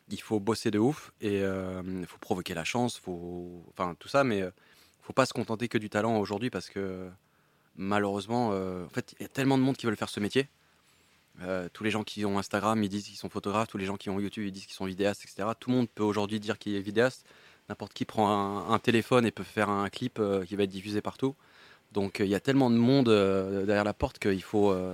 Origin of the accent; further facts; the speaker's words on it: Paris, Île-de-France, France; je suis né à Paris, donc j'ai pu vivre chez ma mère pendant assez longtemps